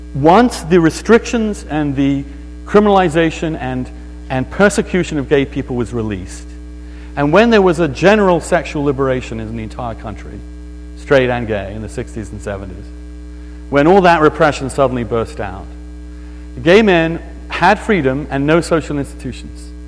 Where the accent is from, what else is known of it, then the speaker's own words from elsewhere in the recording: East Grinstead, South East England, United Kingdom; moved away; my hometown, and it's a beautiful little town in England called East Grinstead